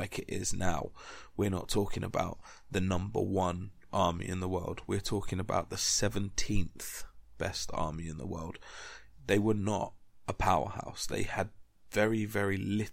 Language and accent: English; United Kingdom; being British